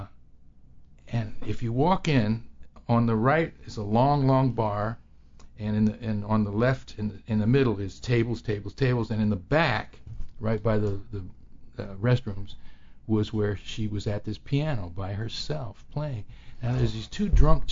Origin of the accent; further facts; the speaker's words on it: New York, United States; I grew up in New York